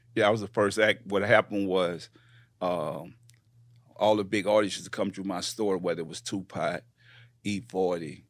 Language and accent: English; New Orleans, Louisiana, United States; moved away as an adult; also born or lived in Houston / Richmond, California; I come from New Orleans, uh, born and raised